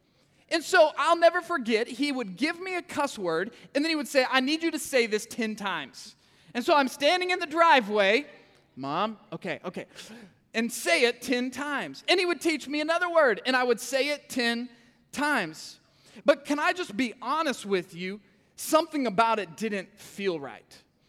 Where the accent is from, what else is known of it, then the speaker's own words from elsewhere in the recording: Kansas City, Missouri, United States; I'm from Kansas City, okay? We say cuss words up there.